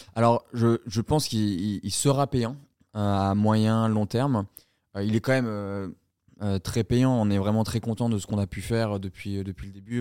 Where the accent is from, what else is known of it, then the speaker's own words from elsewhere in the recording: south of France, France; also born or lived in Colombia; Je suis originaire du sud de la France